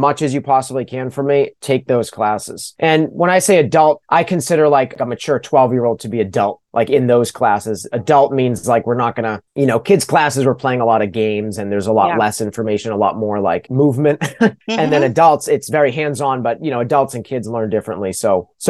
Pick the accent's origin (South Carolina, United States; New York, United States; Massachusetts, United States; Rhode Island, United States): Massachusetts, United States; Pepperell; I grew up in Pepperell, Massachusetts